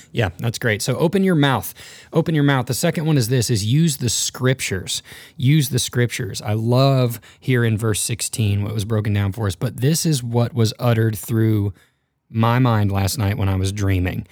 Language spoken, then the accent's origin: English; North Texas, United States; I grew up in North Texas, sort of the Bible Belt